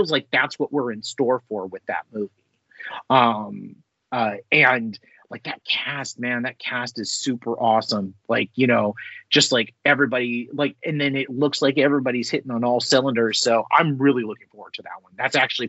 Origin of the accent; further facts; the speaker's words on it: California, United States; accent: California; I have my California accent, which is very kind of like, it's what all the Hollywood stars speak.